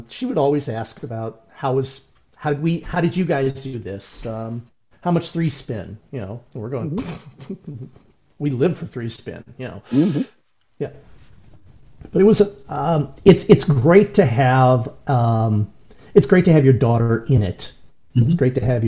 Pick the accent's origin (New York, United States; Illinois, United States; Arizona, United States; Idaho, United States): Illinois, United States; Aurora; We grew up in Aurora, Illinois, but we did a lot of things in the Naperville area